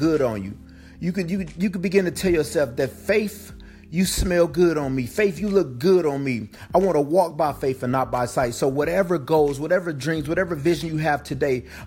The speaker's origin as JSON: {"language": "English", "town": "Flint", "region": "Michigan", "country": "United States", "tie": "born or raised there", "said": "born and raised in Flint, Michigan"}